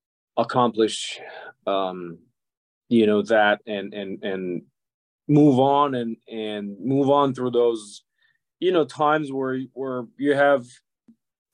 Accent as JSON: {"language": "English", "country": "Serbia", "tie": "born or raised there", "also_born_or_lived": "Budapest, Hungary", "moved": "as an adult", "lives_now": "Boston, United States", "said": "I was born and I grew up in Yugoslavia. Now, that used to be a country that doesn't exist anymore. Used to have six republics, and all of those republics are now countries. So I'm from the part that it's now Serbia."}